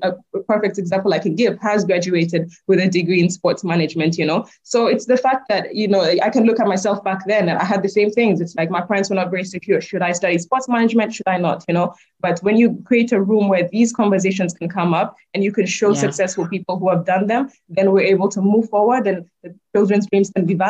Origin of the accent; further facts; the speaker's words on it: Kenya; I'm proudly Kenyan